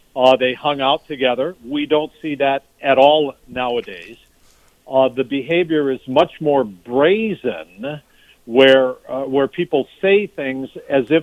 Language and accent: English; Minnesota, United States; as a Minnesotan